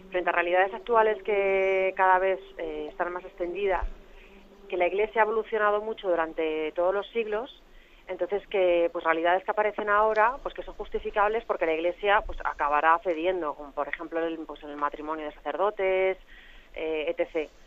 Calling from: Madrid, Community of Madrid, Spain; de Madrid.

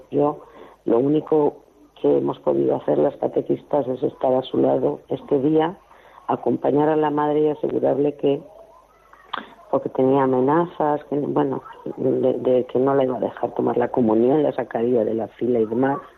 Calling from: Valencia, Valencian Community, Spain; de Valencia.

